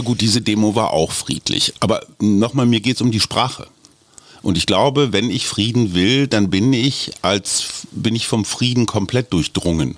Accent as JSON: {"language": "German", "country": "Germany", "said": "ich bin Pazifist als Deutscher"}